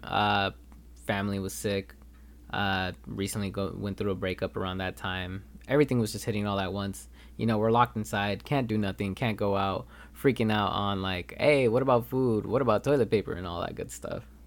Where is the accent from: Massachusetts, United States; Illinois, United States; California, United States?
California, United States; Los Angeles; moved away as an adult; now in Turlock, United States; I am actually from Los Angeles instead of, uh, Turlock, California, where I come to school